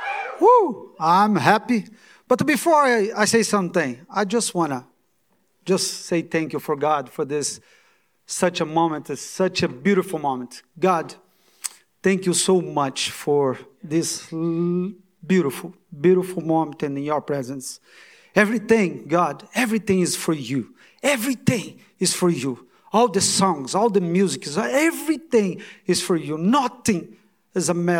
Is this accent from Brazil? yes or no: yes; Brazil; English is a second language; moved away as an adult; now in United States